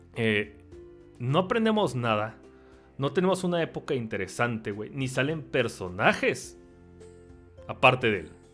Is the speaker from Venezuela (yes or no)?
no; Mexico; Como mexicano